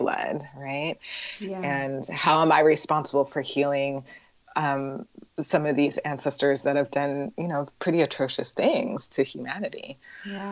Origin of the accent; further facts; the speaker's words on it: Portland, Oregon, United States; moved away as an adult; also born or lived in San Francisco Bay Area; I grew up in Portland, which is, I think it, one of the, I think it was called one of the whitest small cities